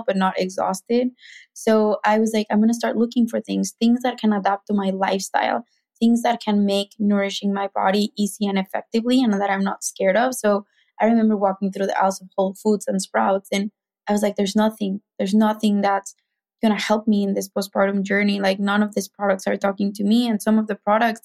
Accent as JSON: {"language": "English", "region": "Mexico City", "country": "Mexico", "tie": "born or raised there", "accent": "Mexican", "second_language": "English", "moved": "as an adult", "said": "I'm Mexican, if you can hear my accent, that's why, like, I have that accent, but I grew up in Mexico City"}